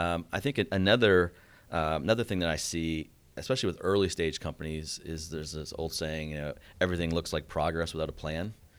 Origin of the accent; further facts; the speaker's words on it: Canada; moved away as an adult; also born or lived in Boston; now in Atlanta, United States; I grew up in Canada.